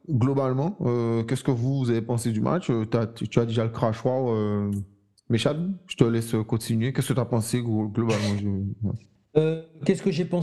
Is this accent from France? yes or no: no; Iran; je, suis pas maghrébin, je suis iranien